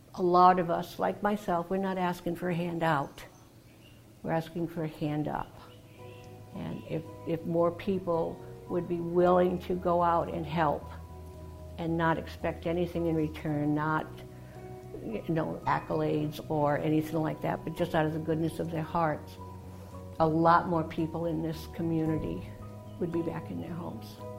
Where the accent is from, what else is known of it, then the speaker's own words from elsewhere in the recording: Massachusetts, United States; now in Jacksonville, United States; I grew up in Massachusetts, a small town on the south coast, and the military brought me here